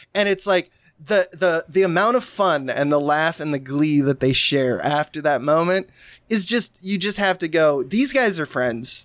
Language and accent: English; United States; growing up in America, if you were my age